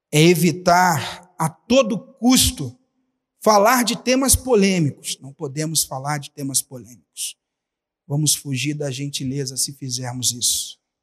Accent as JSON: {"language": "Portuguese", "region": "Rio de Janeiro", "country": "Brazil", "moved": "yes", "said": "lá na minha cidade, no Rio de Janeiro"}